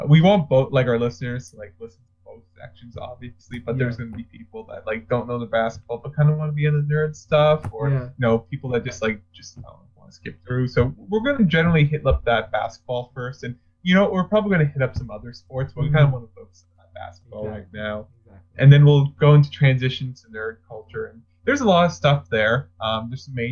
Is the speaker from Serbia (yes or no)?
no; Canada; we're Canadian